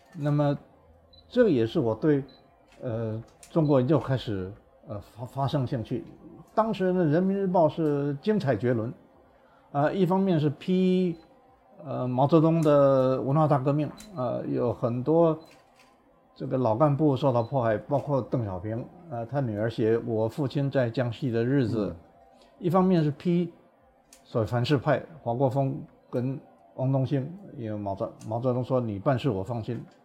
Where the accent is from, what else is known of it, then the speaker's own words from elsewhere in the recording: Taiwan; moved away as an adult; also born or lived in United States / Hong Kong; 我是一个台湾人，半个美国人，半个香港人